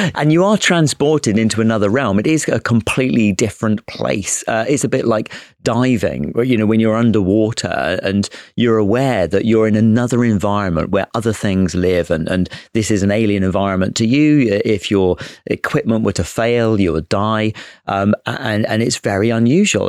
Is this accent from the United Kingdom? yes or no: yes; United Kingdom; the Brit officer who joined